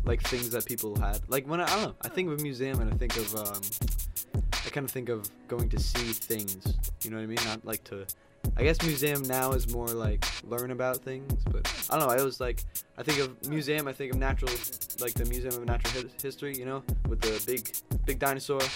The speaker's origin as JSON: {"language": "English", "town": "Newburgh", "region": "New York", "country": "United States", "lives_now": "Albany, United States", "said": "I'm from Newburgh"}